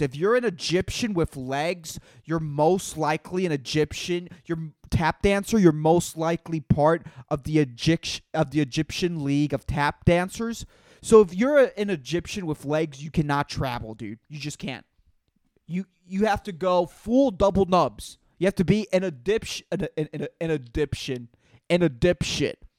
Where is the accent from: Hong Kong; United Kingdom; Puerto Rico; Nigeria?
Puerto Rico; I'm from Puerto Rico